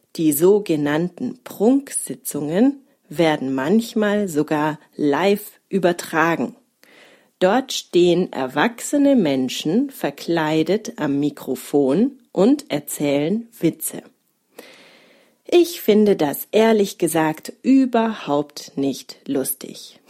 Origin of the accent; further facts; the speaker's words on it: Konstanz, Baden-Württemberg, Germany; now in Munich, Germany; In Konstanz, wo ich aufgewachsen bin